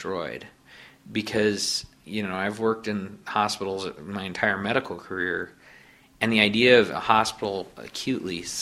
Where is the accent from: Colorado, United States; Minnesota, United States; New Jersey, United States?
Colorado, United States; Aurora; also born or lived in Jacksonville, Florida; I was born and raised in Aurora, so not far from here, and lived my entire life in Colorado